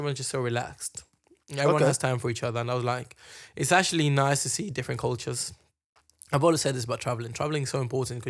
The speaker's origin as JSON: {"language": "English", "region": "London", "country": "United Kingdom", "said": "When people from Morocco ask us where you're from, I just say London."}